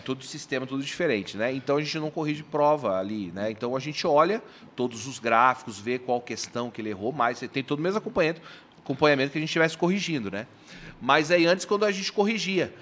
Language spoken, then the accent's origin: Portuguese; Bandeirantes, Paraná, Brazil; now in Londrina, Brazil; eu nasci em Bandeirantes, fica a duzentos quilômetros daqui de, de Maringá